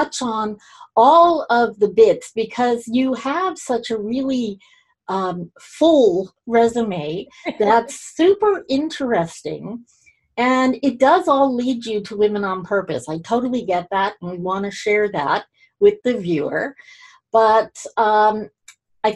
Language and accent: English; Toronto, Ontario, Canada; We both did some growing up in Toronto